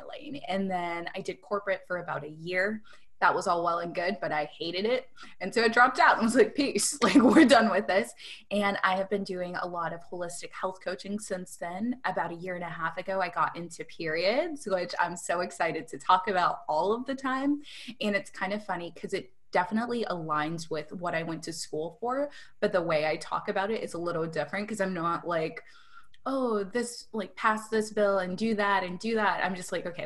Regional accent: Rochester, Michigan, United States; moved away as an adult; now in Sarasota, United States; I am from Rochester, Michigan, which is about an hour north of Detroit. I moved to Sarasota, Florida about 2 years ago

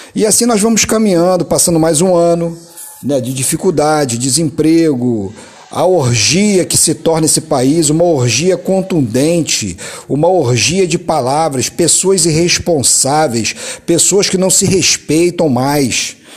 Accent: Brazil

